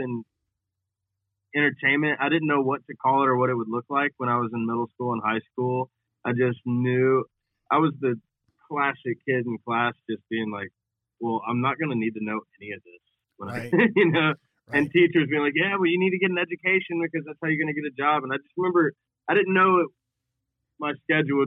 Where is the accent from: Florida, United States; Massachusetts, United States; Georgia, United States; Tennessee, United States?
Tennessee, United States; Nashville; born and raised in Nashville, Tennessee